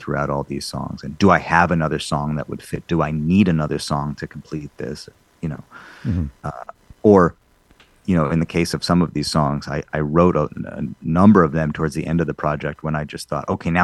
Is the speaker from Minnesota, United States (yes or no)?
no; Madison, Wisconsin, United States; growing up in Madison, Wisconsin, in this Jewish community